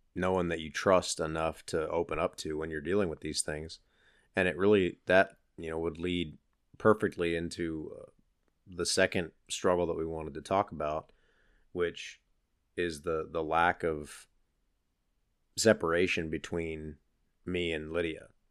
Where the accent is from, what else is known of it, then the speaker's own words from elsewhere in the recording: Pennsylvania, United States; moved away as an adult; we grew up in Pennsylvania in different sides of the state